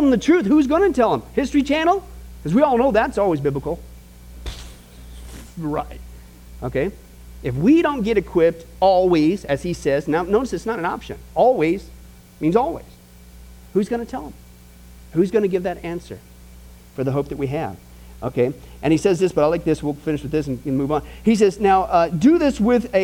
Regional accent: Midwest, United States; born or raised there

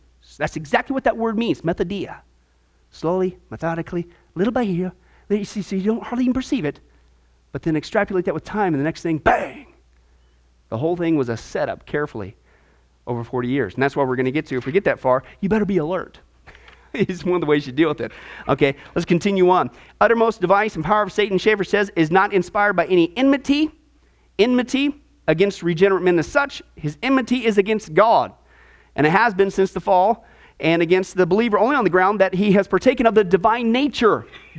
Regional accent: Nebraska, United States; When I lived in Nebraska, growing up in the Midwest, for a couple years, I got into wrestling.

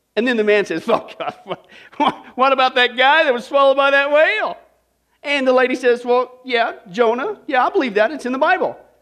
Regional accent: Kansas, United States; I grew up in Kansas

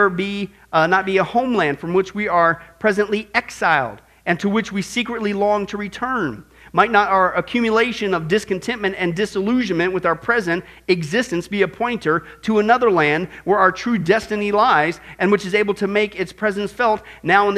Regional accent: Midwest, United States; me growing up in the Midwest

